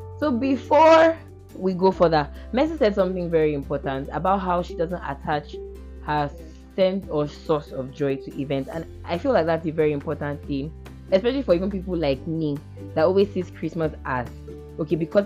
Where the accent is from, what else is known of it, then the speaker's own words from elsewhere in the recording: Cross River, Nigeria; I'm from Cross River State